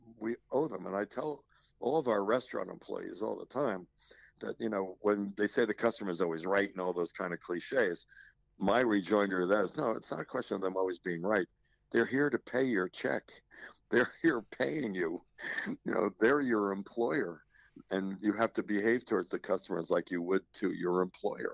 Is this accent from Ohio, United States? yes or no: no; South Orange, New Jersey, United States; I grew up in South Orange, first of all, where the university is located